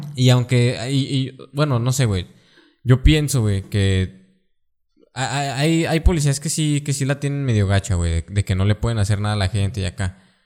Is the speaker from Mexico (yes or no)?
yes; western Mexico, Mexico; Estamos en el occidente de México